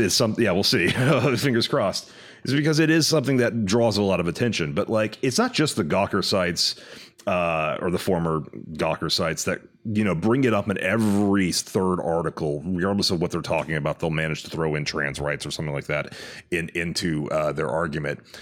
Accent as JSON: {"language": "English", "region": "Texas", "country": "United States", "moved": "yes", "lives_now": "California, United States", "said": "I am from Texas, which is a red state, and moved out to California."}